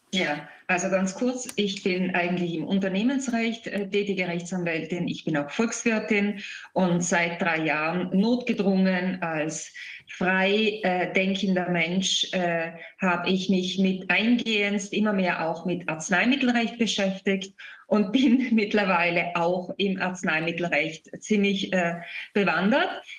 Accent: Italy; bei uns in Italien

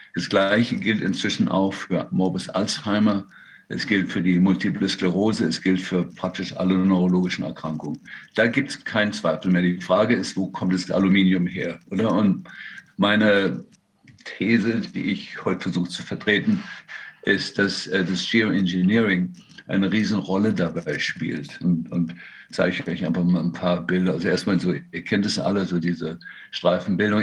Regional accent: Berlin, Germany; moved away as an adult; also born or lived in Freiburg; now in Seattle, United States; ich bin äh, eigentlich in Berlin geboren, eigentlich Berliner

